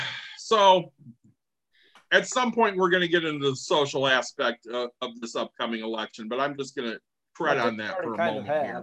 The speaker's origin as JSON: {"language": "English", "town": "Plainwell", "region": "Michigan", "country": "United States", "tie": "born or raised there", "said": "I grew up in Plainwell, Michigan."}